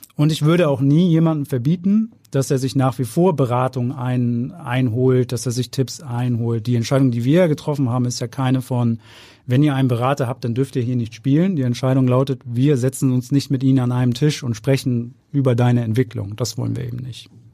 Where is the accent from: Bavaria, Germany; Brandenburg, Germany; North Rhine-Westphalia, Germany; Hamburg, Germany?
Hamburg, Germany; Ich bin Hamburger, immer in Hamburg, äh, gewesen, nie weg gewesen, hab hier studiert, ich hab hier Fußball gespielt